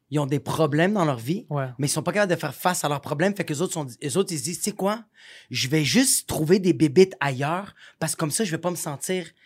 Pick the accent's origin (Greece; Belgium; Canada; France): Greece; je suis grec